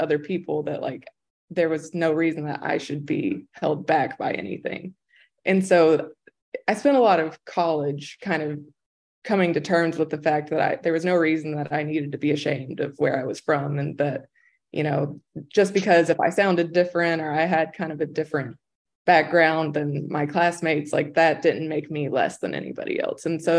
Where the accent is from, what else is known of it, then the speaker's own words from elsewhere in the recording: Appalachia, United States; accent: Appalachian; being Appalachian was almost something I had to like overcome. That like I had this accent and like people were going to think I was stupid because of the way that I sounded.